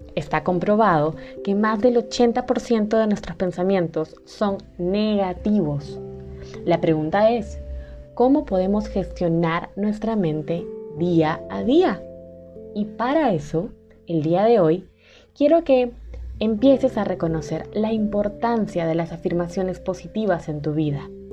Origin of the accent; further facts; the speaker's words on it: Peru; en mi país, Perú